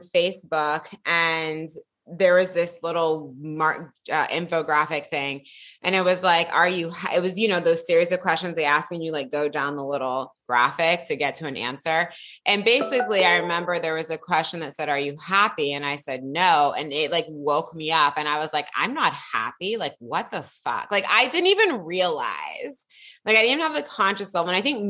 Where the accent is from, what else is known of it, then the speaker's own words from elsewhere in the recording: Piedmont, California, United States; I grew up in Piedmont, California. I'm from the Bay Area.